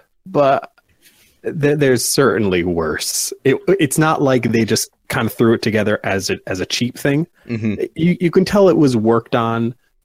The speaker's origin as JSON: {"language": "English", "region": "East Coast", "country": "United States", "said": "I am from the East Coast"}